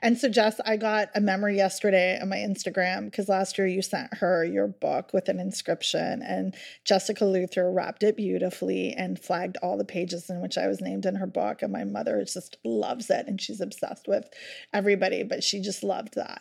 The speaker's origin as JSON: {"language": "English", "town": "Halifax", "region": "Nova Scotia", "country": "Canada", "tie": "born or raised there", "said": "Halifax is my hometown"}